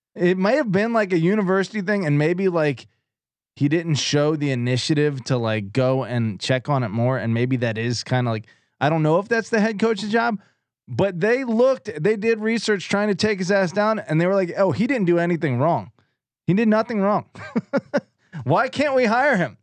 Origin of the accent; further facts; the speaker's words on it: East Coast, United States; I'm from the East Coast